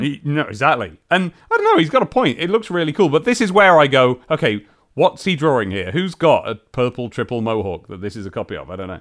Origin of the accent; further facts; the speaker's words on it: United Kingdom; we're all British here